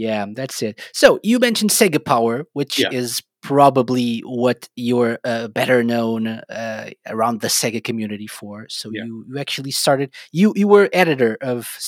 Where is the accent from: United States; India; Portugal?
Portugal; I'm from Portugal, so I'm not from the UK.